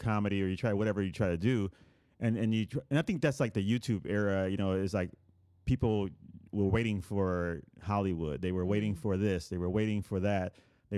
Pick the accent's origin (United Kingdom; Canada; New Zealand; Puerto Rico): Puerto Rico; born or raised there